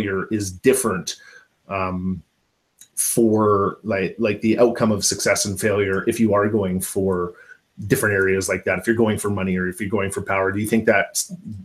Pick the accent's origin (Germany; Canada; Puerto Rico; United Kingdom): Canada; as a Canadian